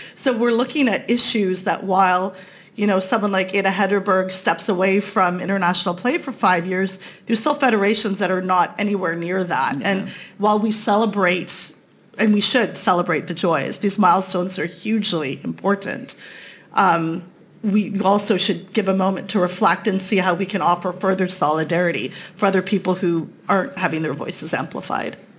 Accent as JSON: {"language": "English", "country": "Canada", "said": "I'm Canadian"}